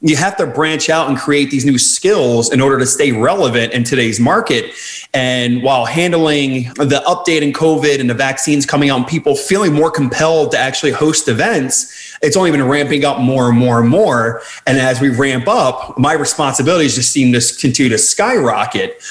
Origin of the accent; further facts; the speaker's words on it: outside Philadelphia, New Jersey, United States; moved away as an adult; now in Washington, DC area, United States; I actually was born and raised in South Jersey, right outside, 20 minutes outside the Philadelphia area